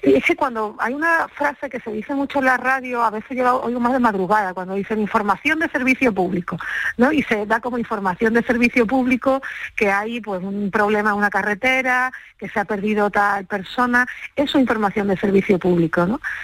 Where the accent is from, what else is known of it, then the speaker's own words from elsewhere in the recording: Andalusia, Spain; yo como andaluza